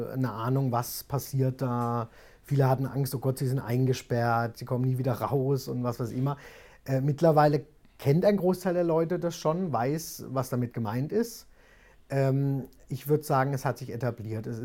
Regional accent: Kuppenheim, Baden-Württemberg, Germany; also born or lived in Frankfurt / Wiesbaden / London; Also ich bin in Kuppenheim aufgewachsen, was auch jetzt nicht allzu groß ist, sage ich mal, ja. ist auch keine Großstadt.

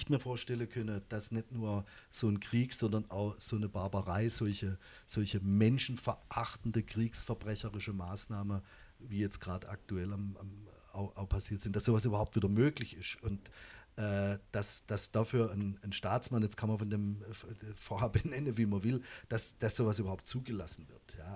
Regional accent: Muggensturm, Baden-Württemberg, Germany; wenn ich an mein, an mein Heimatdorf Muggelsturm denke, etc., dann ist das eine totale Verbundenheit. Ja? Da, da komme ich her, da fühle ich mich wohl, das wird immer meine Wurzel sein.

